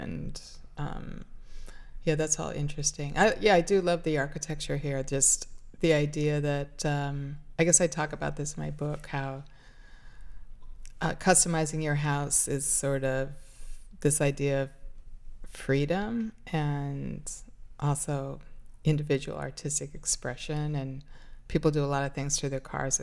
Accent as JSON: {"language": "English", "town": "Los Angeles", "region": "California", "country": "United States", "tie": "born or raised there", "said": "a street that I grew up near Pico and Westwood"}